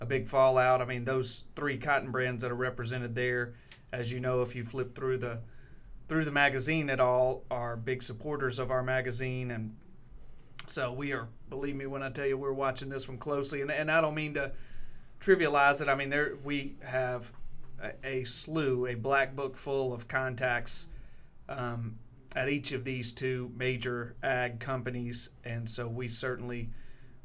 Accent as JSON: {"language": "English", "town": "Scott", "region": "Mississippi", "country": "United States", "tie": "born or raised there", "said": "I was raised right outside of Scott, Mississippi, where Delta Pine's was located at the time"}